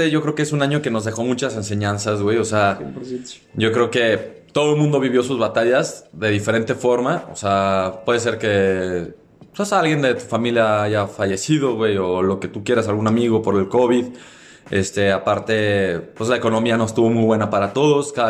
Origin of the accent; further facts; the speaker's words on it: Mexico; somos mexicanos